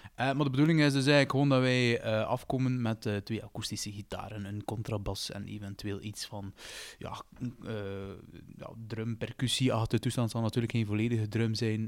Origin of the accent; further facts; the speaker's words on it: Roeselare, Flanders, Belgium; we zijn met drie van Roeselaar